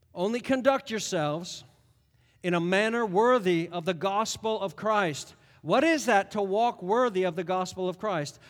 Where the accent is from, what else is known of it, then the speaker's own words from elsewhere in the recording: United States; also born or lived in Connecticut / New York; we're Americans.